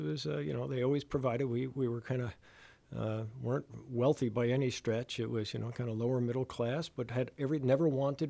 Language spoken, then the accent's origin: English; New Jersey, United States; moved away as an adult; I'm a refugee from New Jersey, and born and raised there for the first 18 years of my life. And, you know, it was home right outside New York City, post-World War II town.